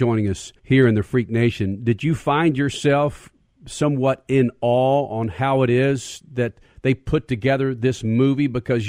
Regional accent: Dallas, Texas, United States; I grew up in Dallas-Fort Worth.

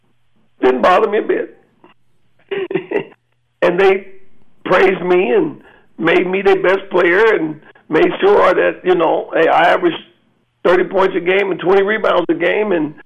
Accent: Kansas, United States; born there; Yeah, I was born in Kansas, and the heartbeat of America, and a lot of things was going on back in the 50s and 60s there.

